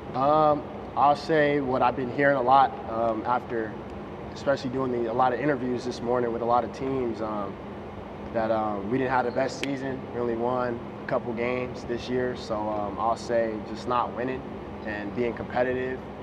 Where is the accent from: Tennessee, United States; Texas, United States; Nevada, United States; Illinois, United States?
Nevada, United States; Las Vegas; I'm from Vegas